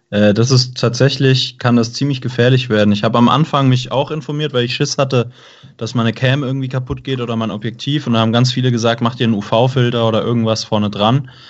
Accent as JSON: {"language": "German", "region": "Baden-Württemberg", "country": "Germany", "said": "Genau, also ich komme aus der Stuttgarter Gegend und würde mich dann dementsprechend tatsächlich eher im Süden aufhalten."}